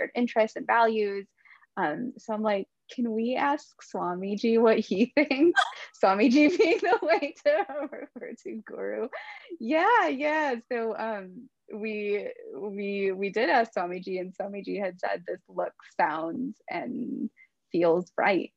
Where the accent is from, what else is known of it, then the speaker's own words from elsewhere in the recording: Midwest, United States; he and I were both born and raised in the Midwest